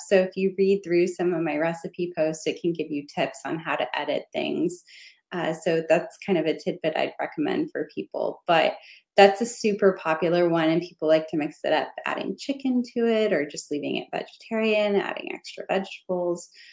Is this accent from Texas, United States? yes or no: yes; Texas, United States; as a Texan